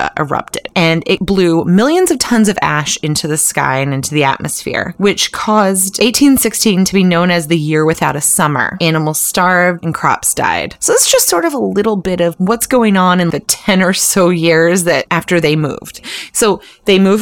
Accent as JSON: {"language": "English", "town": "Clarksville", "region": "Tennessee", "country": "United States", "tie": "born or raised there", "said": "I grew up in Clarksville, Tennessee"}